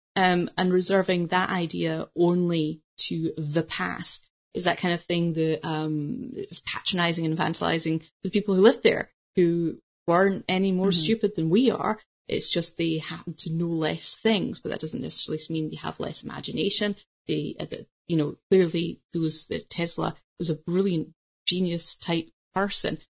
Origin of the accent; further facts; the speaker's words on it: United Kingdom; as a British person